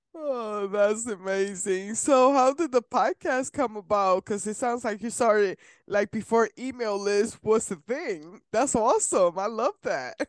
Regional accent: Puerto Rico; I'm from Puerto Rico

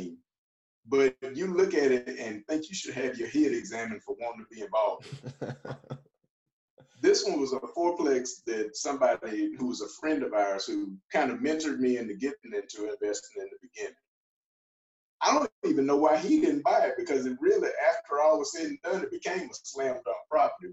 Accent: Mississippi, United States; I'm from Mississippi

